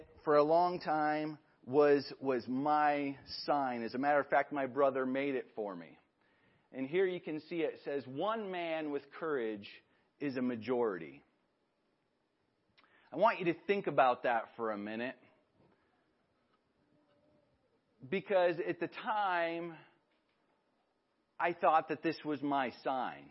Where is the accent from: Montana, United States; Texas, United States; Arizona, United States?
Montana, United States; Libby; I grew up in Libby, Montana. We moved out there in 1990.